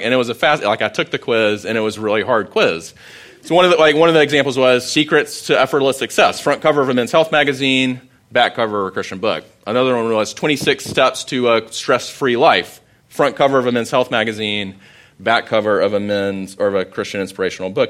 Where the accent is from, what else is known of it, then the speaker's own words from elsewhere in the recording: Sumter, South Carolina, United States; I grew up in Sumter